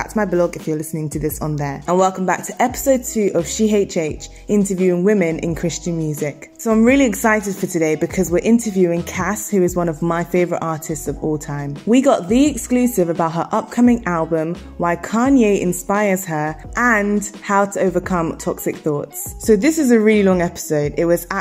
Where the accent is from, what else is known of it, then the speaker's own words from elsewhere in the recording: London, United Kingdom; moved away as an adult; now in Sheffield, United Kingdom; born and raised in London. I just moved to Sheffield to study